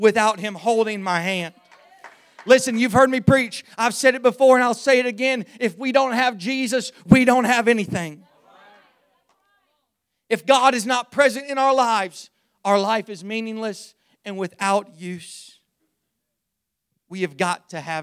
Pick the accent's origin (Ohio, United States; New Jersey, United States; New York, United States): Ohio, United States; Zanesville; I was born on Friday, May the 8th, 1998 in Zanesville, Ohio